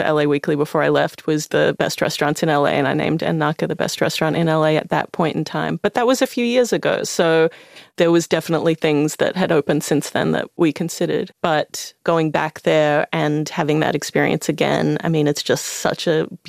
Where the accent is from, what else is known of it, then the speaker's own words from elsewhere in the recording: Australia; as an Australian person